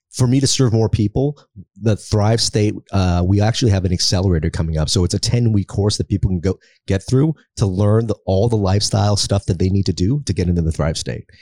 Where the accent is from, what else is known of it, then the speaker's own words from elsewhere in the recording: United States; also born or lived in Philippines; we were sponsored to America by a Catholic church